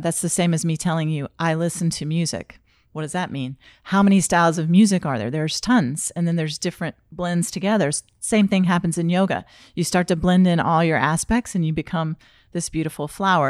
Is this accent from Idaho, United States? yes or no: no; North Carolina, United States; accent: southern; moved away as an adult; now in Florida, United States; i am from north carolina and I lived there my entire life until I came to Florida